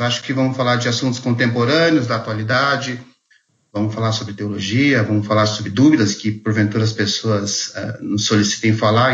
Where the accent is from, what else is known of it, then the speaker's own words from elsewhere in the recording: Mogi das Cruzes, São Paulo, Brazil; eu sou de Mogi das Cruzes